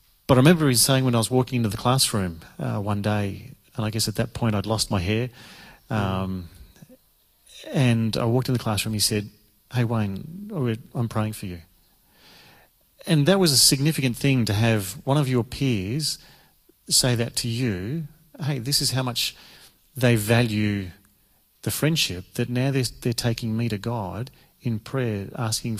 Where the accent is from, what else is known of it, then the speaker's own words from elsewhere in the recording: Victoria, Australia; moved away as an adult; Born and bred in Victoria, so I come originally over the border, and from there, all my schooling was in Victoria